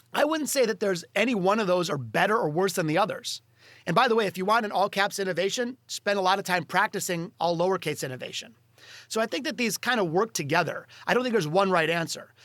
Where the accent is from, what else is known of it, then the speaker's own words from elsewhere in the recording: Detroit, Michigan, United States; in Detroit, my hometown